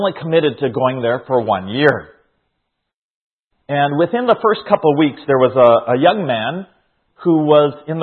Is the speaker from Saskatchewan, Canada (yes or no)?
yes; Saskatchewan, Canada; also born or lived in Kamloops, British Columbia; Now, in Canada, I grew up here. I was born in Saskatchewan